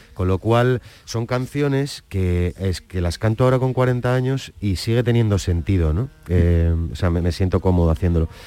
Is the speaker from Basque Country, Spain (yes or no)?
yes; San Sebastián, Basque Country, Spain; soy donostiarra